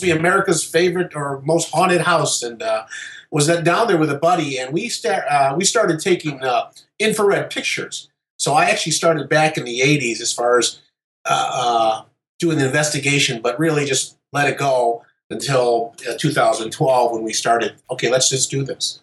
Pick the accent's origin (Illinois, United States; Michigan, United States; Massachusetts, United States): Michigan, United States; Detroit; we are from the Detroit area